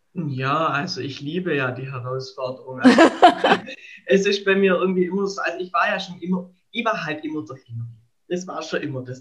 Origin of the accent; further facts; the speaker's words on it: Baden-Württemberg, Germany; ich komme ja aus Baden-Württemberg, aus also der Diözese Rottenburg-Stuttgart